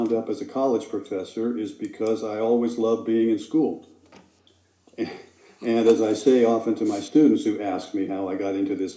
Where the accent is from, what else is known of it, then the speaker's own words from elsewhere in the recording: Southern California, United States; moved away as an adult; also born or lived in Santa Monica / West Los Angeles / Garden Grove / Santa Barbara; I'm from Southern California.